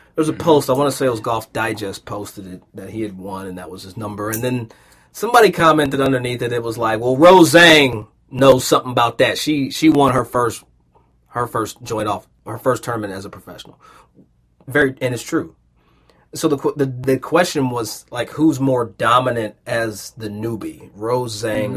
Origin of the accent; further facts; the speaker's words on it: Versailles, Kentucky, United States; I grew up in a place called Versailles, Kentucky